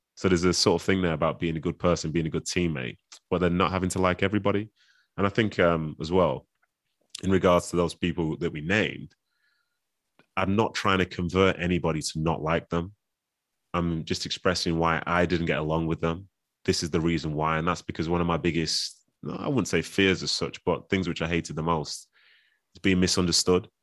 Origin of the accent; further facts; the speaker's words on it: Manchester, North West England, United Kingdom; also born or lived in Nigeria; even though I'm raised here, and I understand the culture here